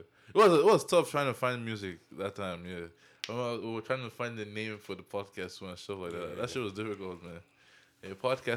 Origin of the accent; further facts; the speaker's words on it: Lagos, Nigeria; we are from Lagos and we come to you.